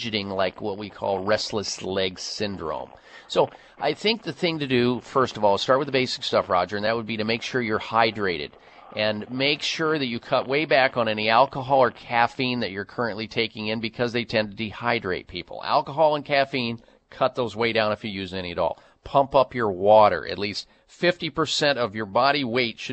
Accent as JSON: {"language": "English", "region": "Midwest", "country": "United States", "tie": "born or raised there", "said": "Growing up in the Midwest"}